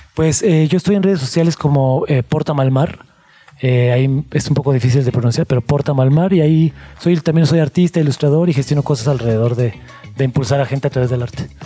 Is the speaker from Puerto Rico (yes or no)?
no; Mexico; lo que somos como mexicanos